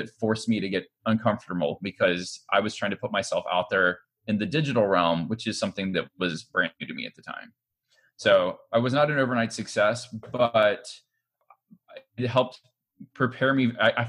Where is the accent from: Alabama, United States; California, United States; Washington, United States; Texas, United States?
Alabama, United States; Montgomery; I was born and raised in Montgomery, Alabama